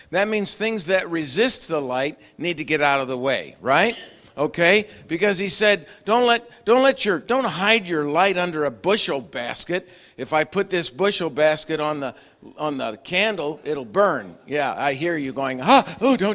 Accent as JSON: {"language": "English", "area": "Long Island", "region": "New York", "country": "United States", "tie": "born or raised there", "said": "I grew up on Long Island."}